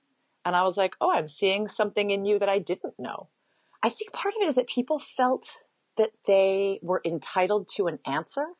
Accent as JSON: {"language": "English", "region": "Hawaii", "country": "United States", "tie": "born or raised there", "said": "I grew up in Hawaii."}